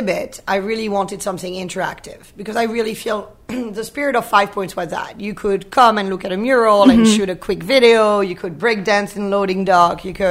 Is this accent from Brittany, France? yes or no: yes; Brittany, France; moved away; I'm from Brittany. I grew up on the ocean, like the equivalent of Maine